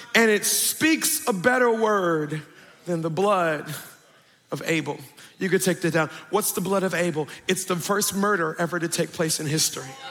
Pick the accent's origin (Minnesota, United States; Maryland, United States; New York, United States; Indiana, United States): Maryland, United States; Woodlawn; born or raised there